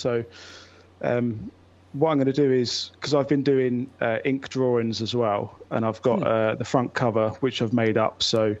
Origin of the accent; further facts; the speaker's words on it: Bradford, Yorkshire and the Humber, United Kingdom; So, it's …. We're from Bradford.